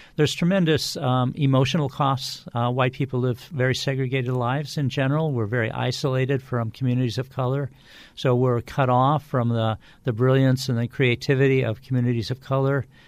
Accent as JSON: {"language": "English", "region": "California", "country": "United States", "tie": "born or raised there", "said": "I grew up in California"}